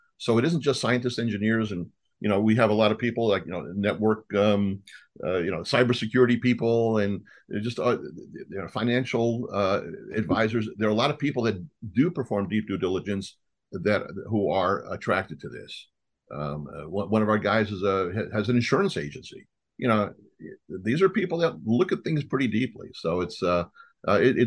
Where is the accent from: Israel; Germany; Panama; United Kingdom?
Israel; moved away; also born or lived in New York; I was born in New York and raised in Israel.